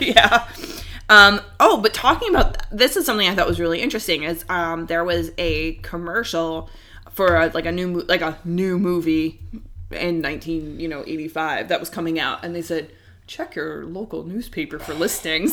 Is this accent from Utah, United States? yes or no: no; New York City, New York, United States; I'm from Queens